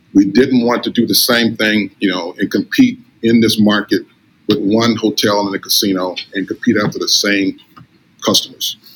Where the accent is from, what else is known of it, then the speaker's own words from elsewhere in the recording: Inglewood, California, United States; moved away as an adult; now in Las Vegas, United States; I, I grew up in Los Angeles, California, and um, uh, Inglewood, California